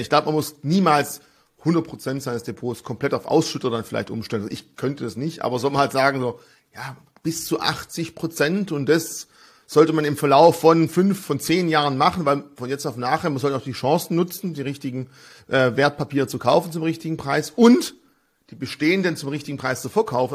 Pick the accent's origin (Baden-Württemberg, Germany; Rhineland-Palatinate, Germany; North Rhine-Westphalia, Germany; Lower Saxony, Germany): Baden-Württemberg, Germany; Swabia; als Schwabe